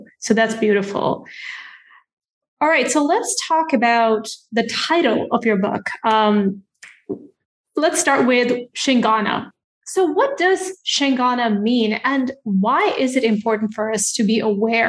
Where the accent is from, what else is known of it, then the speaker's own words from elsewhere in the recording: India; on the surface, I'm Indian, but there are so many cultural layers to me